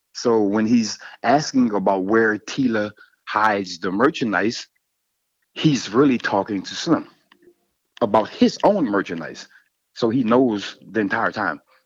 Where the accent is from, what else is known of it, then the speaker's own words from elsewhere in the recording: Louisiana, United States; I'm from Louisiana.